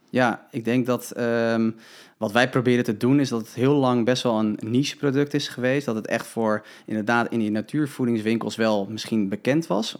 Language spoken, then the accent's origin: Dutch; Huizen, North Holland, Netherlands; natuurvoedingswinkel in Huizen, waar ik vandaan kom